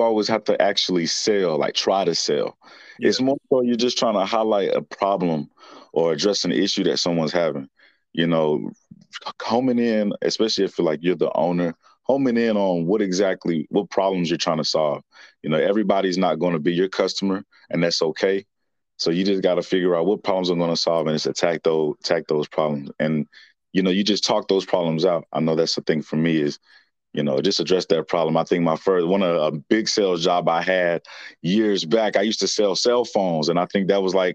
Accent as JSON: {"language": "English", "town": "Winston-Salem", "region": "North Carolina", "country": "United States", "tie": "born or raised there", "said": "born and raised right here in Winston-Salem, North Carolina"}